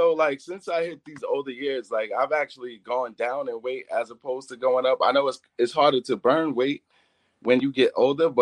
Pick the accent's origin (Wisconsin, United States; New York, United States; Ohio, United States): New York, United States; New York City; I am Brooklyn. I'm not just from Brooklyn. I am Brooklyn